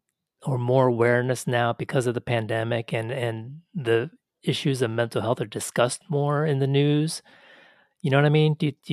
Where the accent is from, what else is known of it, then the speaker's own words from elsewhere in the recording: Texas, United States; for me, growing up in Texas, so few Asian students